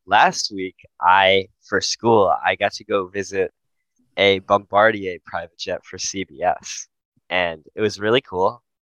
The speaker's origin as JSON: {"language": "English", "region": "New Jersey", "country": "United States", "said": "I'm from New Jersey"}